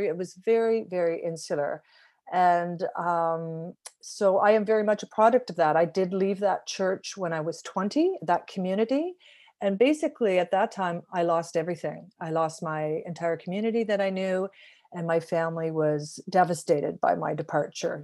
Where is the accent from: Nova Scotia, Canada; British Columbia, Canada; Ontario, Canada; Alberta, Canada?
Ontario, Canada; Fenwick; I grew up in a small town called Fenwick, a thousand people